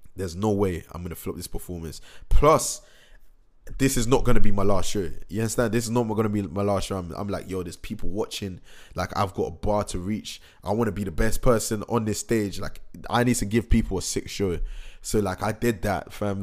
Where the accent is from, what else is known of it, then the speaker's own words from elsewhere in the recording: Reading, South East England, United Kingdom; Reading is my hometown